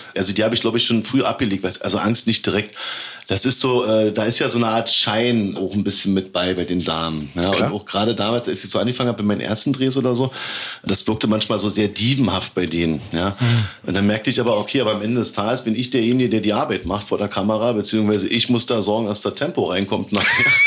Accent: Berlin, Germany; als Berliner

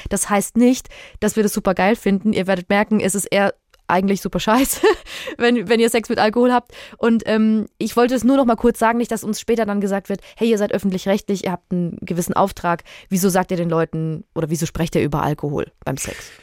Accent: Würzburg, Bavaria, Germany; Also ich komme aus Würzburg

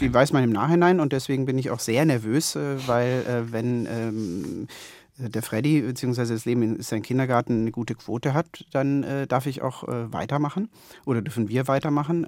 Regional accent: Konstanz, Baden-Württemberg, Germany; moved away; meiner Heimatstadt Konstanz

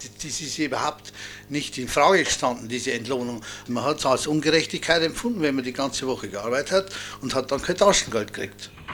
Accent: Waldsassen, Bavaria, Germany; bei uns in Walzhausen

